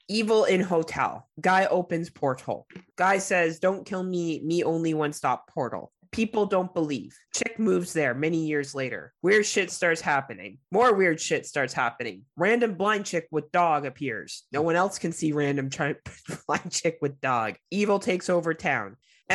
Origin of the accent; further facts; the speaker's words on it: New York, United States; I grew up in New York.